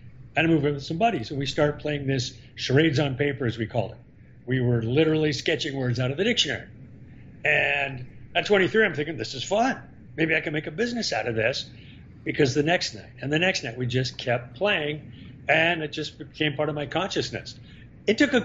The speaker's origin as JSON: {"language": "English", "town": "Seattle", "region": "Washington", "country": "United States", "said": "Seattle, Washington."}